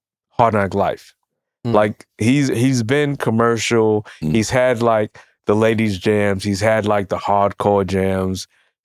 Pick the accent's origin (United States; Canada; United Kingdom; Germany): United States; New York City, New York; I'm from Brooklyn